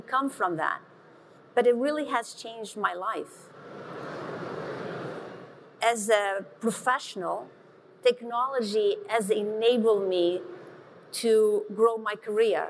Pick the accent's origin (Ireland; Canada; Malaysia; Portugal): Portugal; moved away; I grew up in Portugal, in a very small village of 1,000 people